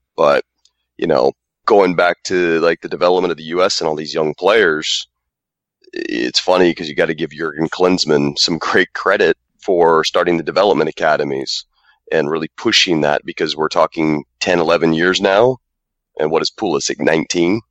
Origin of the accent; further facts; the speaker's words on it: United States; also born or lived in Lithuania; I'm actually an American uh, with the German heritage